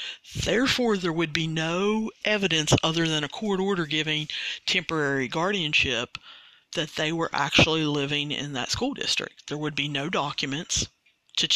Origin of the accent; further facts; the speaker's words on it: Sudan; English is a second language; And I know that some of you can't understand because of my accent. It's Sudan. It's the country of Sudan.